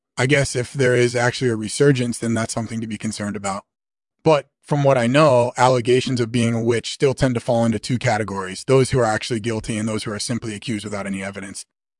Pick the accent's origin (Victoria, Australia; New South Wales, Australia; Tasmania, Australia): Tasmania, Australia; I grew up in Tasmania, which is on the eastern coast of Australia